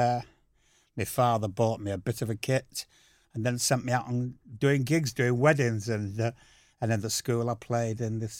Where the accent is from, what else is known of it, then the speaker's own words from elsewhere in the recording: Wythenshawe, North West England, United Kingdom; also born or lived in Dewsbury; So I then moved out to Withenshaw.